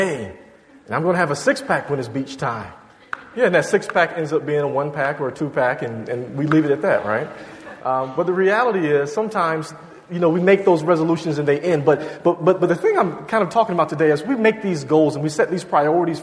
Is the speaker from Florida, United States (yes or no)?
no; Virginia, United States; moved away as an adult; also born or lived in Georgia; now in Boston, United States; My family's originally from Georgia, and I grew up in Virginia